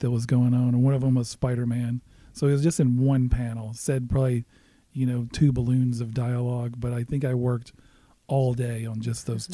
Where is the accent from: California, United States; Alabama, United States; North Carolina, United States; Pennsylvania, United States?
Alabama, United States; moved away as an adult; now in Prairie Village, United States; grew up in the South. I grew up in Alabama.